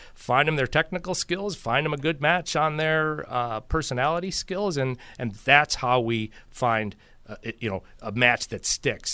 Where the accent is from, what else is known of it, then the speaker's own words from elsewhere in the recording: Buffalo, New York, United States; I grew up in Buffalo and went to school in the seventies and eighties